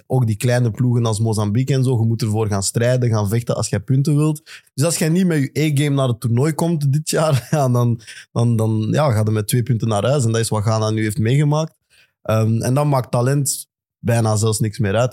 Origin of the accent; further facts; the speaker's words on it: Belgium; als Belgen